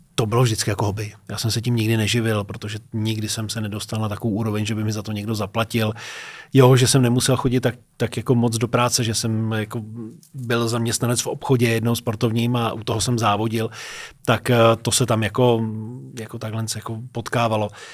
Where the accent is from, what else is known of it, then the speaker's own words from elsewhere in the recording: near Teplice, Ústí nad Labem Region, Czechia; moved away as an adult; also born or lived in Liberec; now in Prague, Czech Republic; jsem vyrůstal u Teplic v Čechách